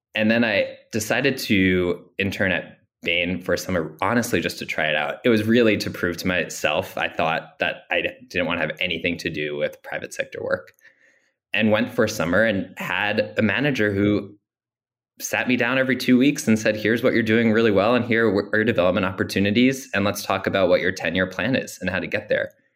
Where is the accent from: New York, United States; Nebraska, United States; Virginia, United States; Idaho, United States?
New York, United States; Long Island; growing up on Long Island